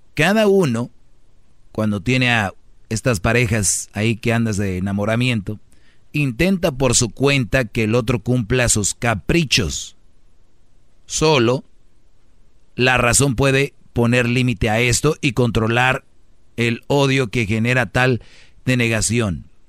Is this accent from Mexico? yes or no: yes; Monterrey, Nuevo León, Mexico; soy de Monterrey